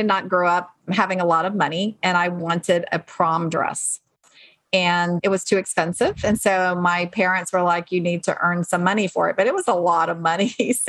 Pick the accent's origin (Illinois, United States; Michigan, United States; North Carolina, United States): North Carolina, United States; So I actually grew up in North Carolina.